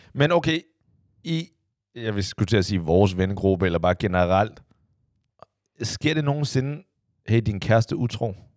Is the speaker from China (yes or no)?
yes; China; now in Denmark; jeg er fra Kina igen